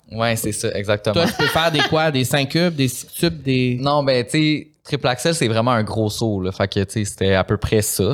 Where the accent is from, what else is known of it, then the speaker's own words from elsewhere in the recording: Saint-Lin–Laurentides, Quebec, Canada; je viens de Saint-Lin